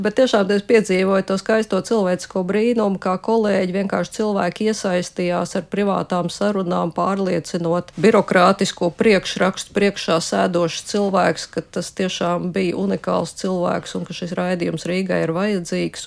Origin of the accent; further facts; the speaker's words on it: Riga, Latvia; also born or lived in Moscow; es esmu no Rīgas